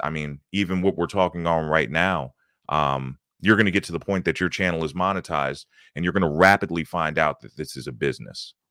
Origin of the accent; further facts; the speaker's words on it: Baltimore, Maryland, United States; moved away as an adult; now in Atlanta, United States; I'm originally from Baltimore, Maryland. Uh, I grew up in Baltimore County, uh, just outside of the city of Baltimore